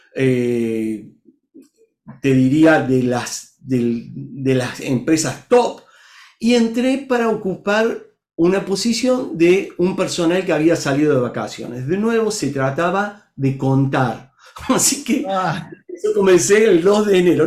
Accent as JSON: {"language": "Spanish", "country": "Argentina", "moved": "as an adult", "lives_now": "Brazil", "said": "soy argentino viviendo en Brasil hace ya casi 10 años"}